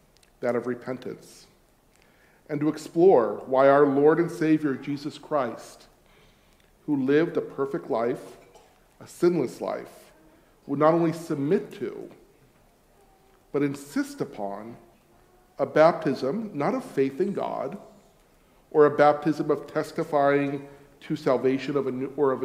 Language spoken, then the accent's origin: English; California, United States; accent: Californian; moved away as an adult; also born or lived in France / Switzerland; now in Hamilton, New Zealand; an American and indeed a Californian accent